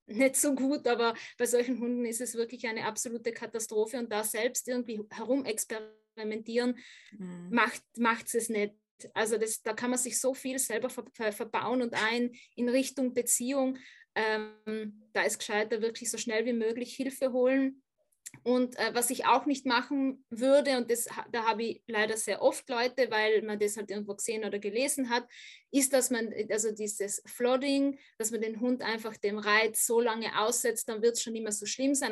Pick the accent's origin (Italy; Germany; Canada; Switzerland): Italy; South Tyrol, Trentino-Alto Adige; now in Vienna, Austria; also ich komme ursprünglich ja aus Südtirol, auch vom Land